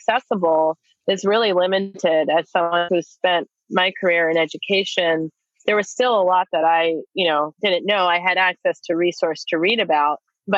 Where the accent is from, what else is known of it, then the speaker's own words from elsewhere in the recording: East Coast, United States; moved away as an adult; now in Portland, United States; I'm originally from the East Coast, but have been here for almost 20 years. I came out here in my 20s